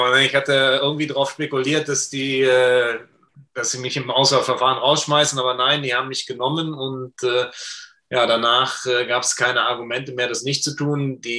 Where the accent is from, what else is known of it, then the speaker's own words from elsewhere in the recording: Düsseldorf, North Rhine-Westphalia, Germany; now in Munich, Germany; Ich bin gebürtiger Düsseldorfer und {S1} äh, musste mein Dorf die ersten 50 Jahre auch äh, zumindest für die Wohnung nicht verlassen.